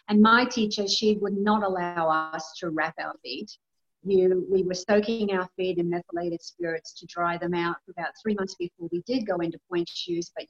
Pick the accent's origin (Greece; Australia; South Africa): Australia; also born or lived in Gold Coast, Queensland; I'm Australian. I was born in a tiny little country town um, with, you know, very small population.